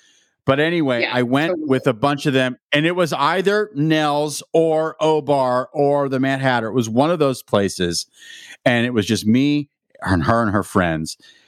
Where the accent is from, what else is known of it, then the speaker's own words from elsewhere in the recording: Pittsburgh, Pennsylvania, United States; accent: Pittsburgh; Well, I was from Pittsburgh and I had a thick Pittsburgh accent